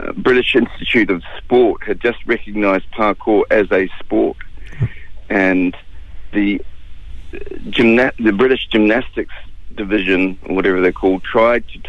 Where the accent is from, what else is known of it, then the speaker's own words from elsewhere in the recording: Gisborne, New Zealand; I grew up in Gisborne